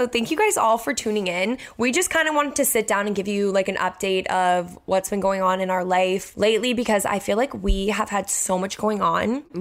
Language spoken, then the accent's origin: English; Cape Cod, Massachusetts, United States; now in Boston, United States; we're not like from Boston, we're from the mm-hmm. Cape.